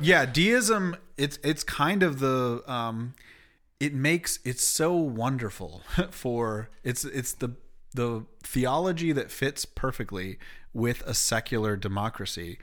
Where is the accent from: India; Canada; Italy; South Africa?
Canada; moved away; also born or lived in Springfield, Illinois; being Canadian.